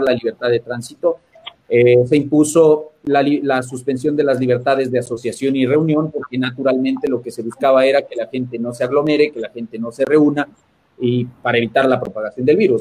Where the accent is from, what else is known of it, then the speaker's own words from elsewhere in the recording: Ecuador; como ecuatorianos y buenos latinoamericanos